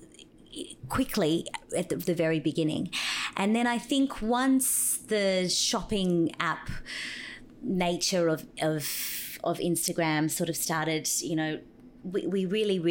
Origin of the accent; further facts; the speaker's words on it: Brazil; now in Australia; I was born in Brazil